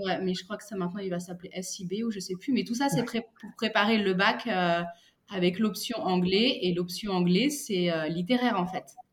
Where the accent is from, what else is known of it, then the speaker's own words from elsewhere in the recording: Paris, Île-de-France, France; moved away as an adult; now in United Kingdom; je viens de Paris